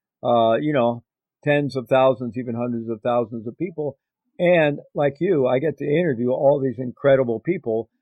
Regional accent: Midwest, United States; moved away; I grew up in the Midwest in the United States in a middle-class Roman Catholic family

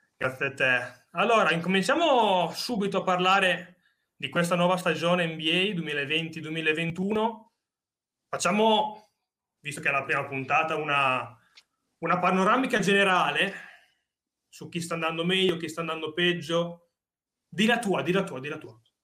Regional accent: Bologna, Emilia-Romagna, Italy; siamo di Bologna

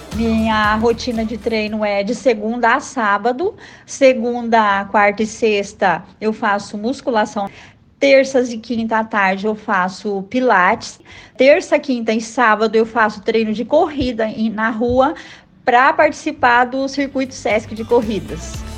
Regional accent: Cornélio Procópio, Paraná, Brazil; na minha cidade natal, que é Cornélio Procópio

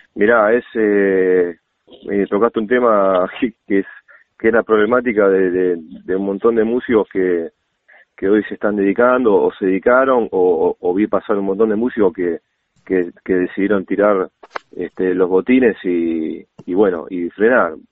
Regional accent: Buenos Aires, Argentina; moved away as an adult; now in Vicente López, Argentina; yo nací en Capital, en un barrio que se llama Villa Soldati

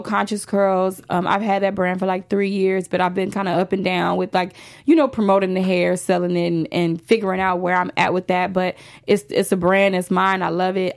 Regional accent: Chicago, Illinois, United States; moved away as an adult; now in Los Angeles, United States; I'm a girl from the south side of Chicago

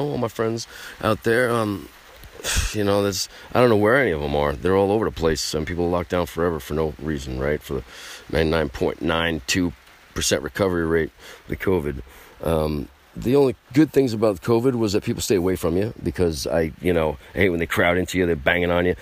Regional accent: United States; I'm American

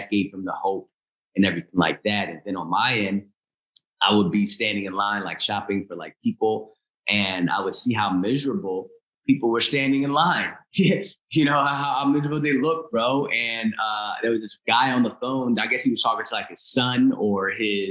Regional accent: Chester, Pennsylvania, United States; also born or lived in Philadelphia, Pennsylvania; now in New Jersey, United States; I was born at a hospital in Chester, PA

